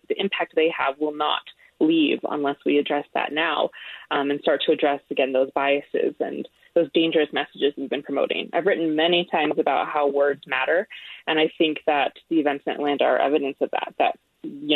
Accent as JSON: {"language": "English", "country": "Canada", "moved": "yes", "lives_now": "United States", "said": "when I say Canada"}